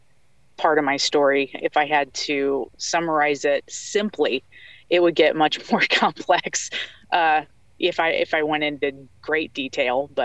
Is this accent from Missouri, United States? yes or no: yes; outside of St. Louis, Missouri, United States; I'm from the Midwest, outside of St. Louis